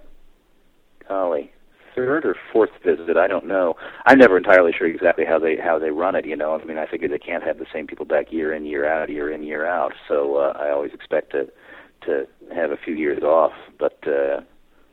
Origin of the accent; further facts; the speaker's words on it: East Coast, United States; moved away; I grew up on the East Coast.